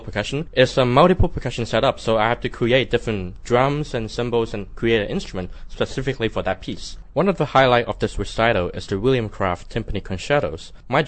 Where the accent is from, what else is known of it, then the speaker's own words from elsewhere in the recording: Hong Kong; now in Macau; I was born in Hong Kong and I'm now working in Macau Orchestra as the percussionist.